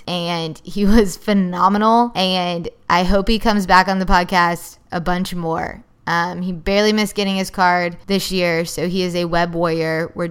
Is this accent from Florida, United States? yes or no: no; Georgia, United States; I love it down there growing up in Georgia